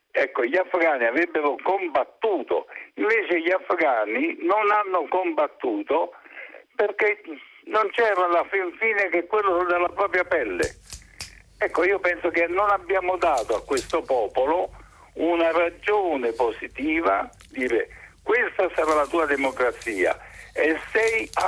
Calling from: Trieste, Friuli-Venezia Giulia, Italy

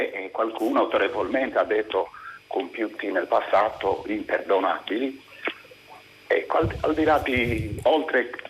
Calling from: Cagliari, Sardinia, Italy; Siamo da Cagliari.

